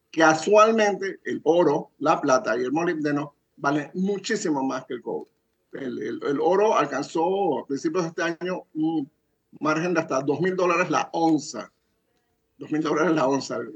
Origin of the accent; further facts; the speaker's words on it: Zambia; En África, en mi país de Zambia, donde First Quantum Minerals tiene dos minas